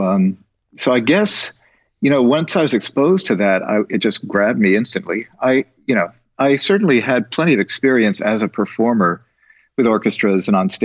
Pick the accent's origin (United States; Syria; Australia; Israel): United States; New York City, New York; as a young person growing up in New York City